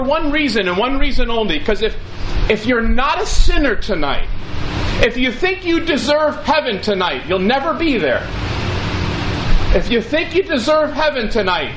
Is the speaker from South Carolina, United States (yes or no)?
no; Ridgewood, New Jersey, United States; I was born in Valley Hospital, Ridgewood, New Jersey